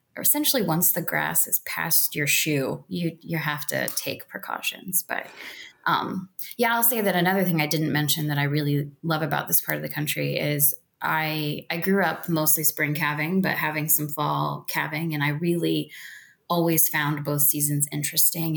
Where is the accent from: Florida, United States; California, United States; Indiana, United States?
Indiana, United States; South Central; now in Missouri, United States; growing up in South Central Indiana